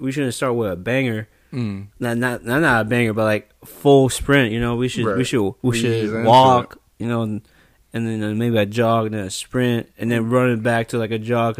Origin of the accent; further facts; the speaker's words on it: Hawaii, United States; I'm from Hawaii.